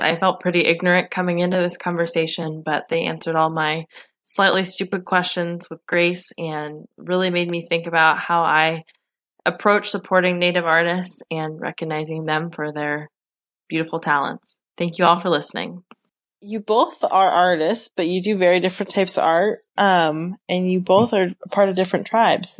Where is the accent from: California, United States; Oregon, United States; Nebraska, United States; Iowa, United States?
Oregon, United States; Western; I grew up in Western Oregon